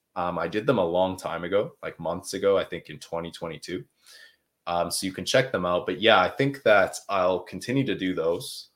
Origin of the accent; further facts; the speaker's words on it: Canada; accent: Canadian; now in Quebec, Canada; I'm from uh, Canada. I'm from the country of Canada. I'm in uh, the French speaking region. It's called Quebec. So, yeah, that's that's where I'm from. If uh, so, my accent is a little bit more Canadian than it is American